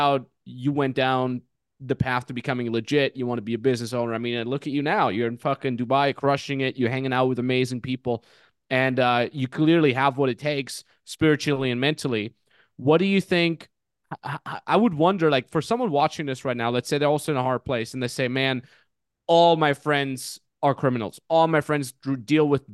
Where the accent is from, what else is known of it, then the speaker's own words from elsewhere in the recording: Austria; We grew up in the Austrian Alps. But I'll say Salzkammergut